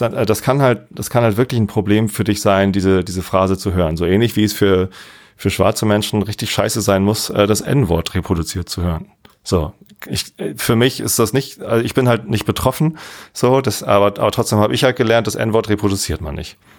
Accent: Germany; als Deutscher

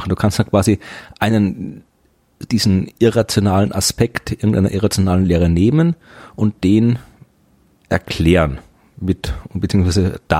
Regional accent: Thuringia, Germany; ich komme aus Thüringen

